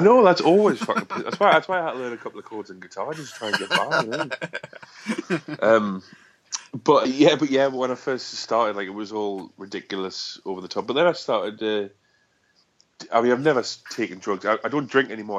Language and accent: English; South Shields, North East England, United Kingdom; I'm from South Shields